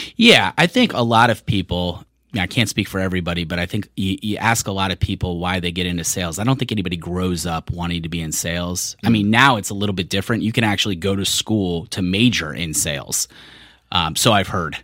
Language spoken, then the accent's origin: English; Richmond, Virginia, United States; moved away as an adult; also born or lived in California; I grew up in Richmond, but I was born in California.